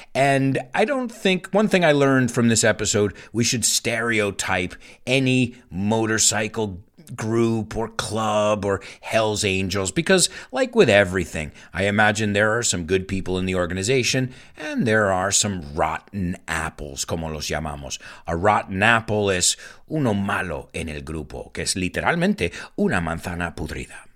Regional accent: United States; accent: American English; I'm not British, mate. I'm not British.

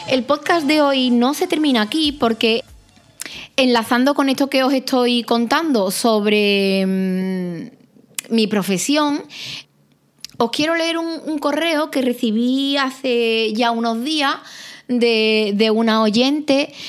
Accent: Arahal, Andalusia, Spain; mi pueblo, de Araal

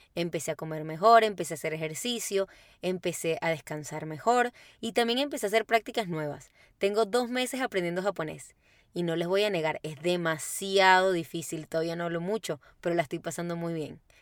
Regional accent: Caracas, Capital District, Venezuela; moved away as an adult; now in Santiago, Chile; soy de Caracas, Venezuela

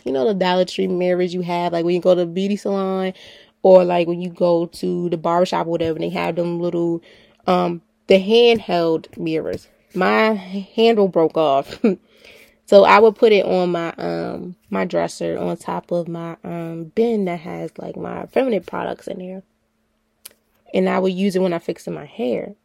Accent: Baltimore, Maryland, United States; I'm from Baltimore City

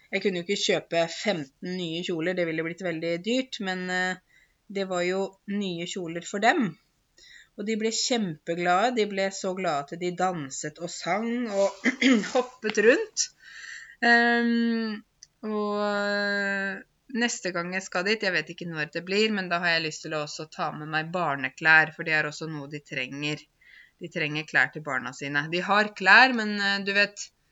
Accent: Norway; also born or lived in Zanzibar; Mitt første hjem er Norge, for det er her jeg er født. Det er mitt liksom Ja, det er der jeg kommer fra.

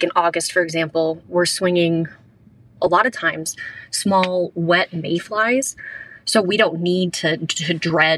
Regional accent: Montana, United States; I grew up in Montana and grew up in the mountains

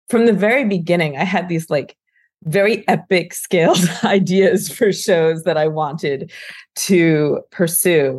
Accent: United States; I grew up and was born in America

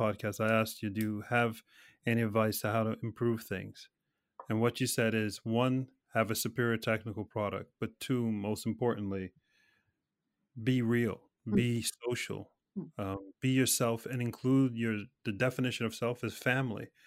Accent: United States; moved away; I'm American

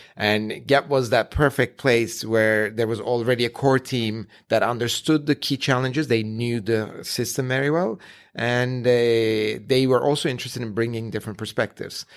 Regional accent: Ankara, Turkey; moved away; I was born and raised in Ankara in Turkey

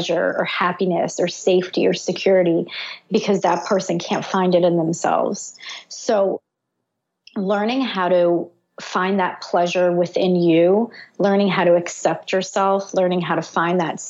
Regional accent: Israel; I was born in Israel during a war

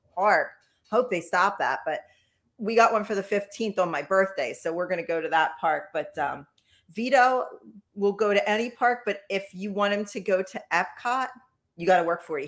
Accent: Philadelphia, Pennsylvania, United States; I'm from Philly

